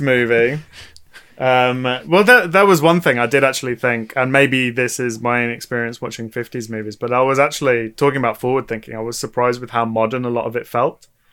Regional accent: United Kingdom; us as British people

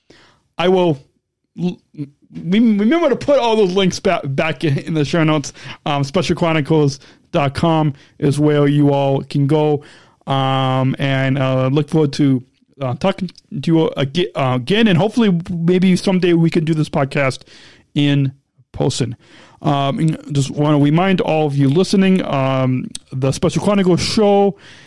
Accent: Illinois, United States; Illinois, in my home state

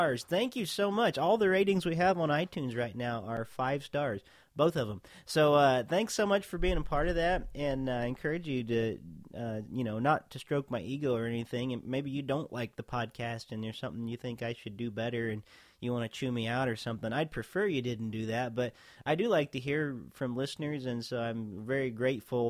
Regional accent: Kentucky, United States; moved away; I'm from Kentucky originally

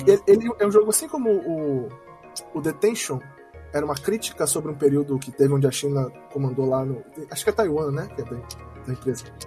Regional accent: Manaus, Amazonas, Brazil; a gente é de Manaus, não é do Brasil

